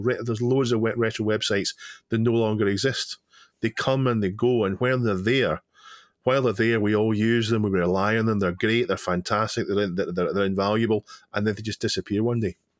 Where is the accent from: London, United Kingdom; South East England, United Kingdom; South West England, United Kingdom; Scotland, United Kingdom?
Scotland, United Kingdom; I'm Scottish